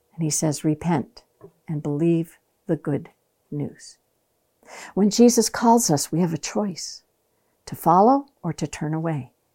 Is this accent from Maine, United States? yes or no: yes; Maine, United States; Growing up in Maine, I had the opportunity to watch cousins follow their fathers into the fishing